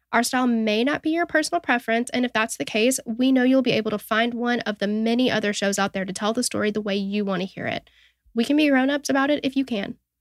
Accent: Tennessee, United States; accent: southern twang; we're from Tennessee

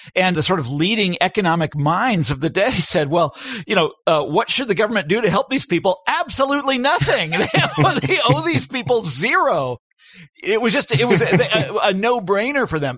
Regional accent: Kansas, United States; my home state of Kansas

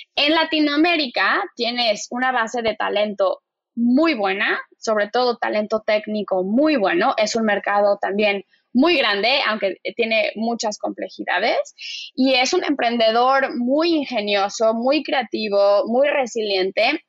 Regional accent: Mexico; now in Miami, United States; yo soy mexicana

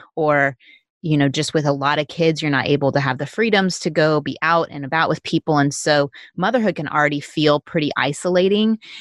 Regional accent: Texas, United States; not us Texans

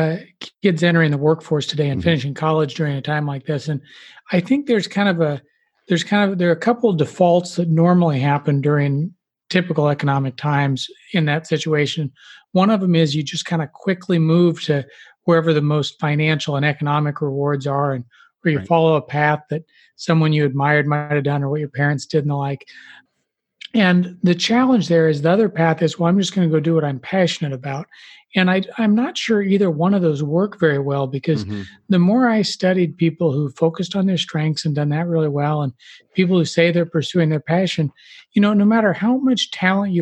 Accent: Lincoln, Nebraska, United States; I grew up in the Midwest in Lincoln, Nebraska

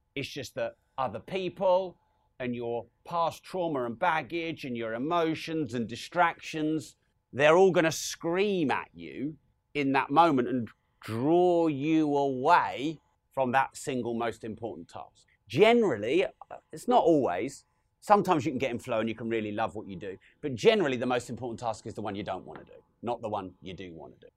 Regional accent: Peterborough, East of England, United Kingdom; We're from Peterborough

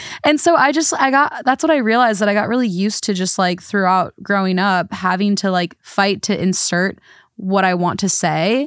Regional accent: United States; I'm from America

